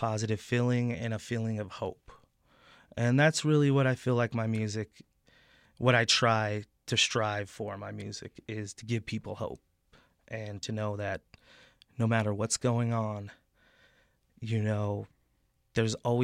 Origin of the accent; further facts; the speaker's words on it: Taos, New Mexico, United States; also born or lived in Albuquerque, New Mexico / Colorado; But my formative years I spent in northern New Mexico in Taos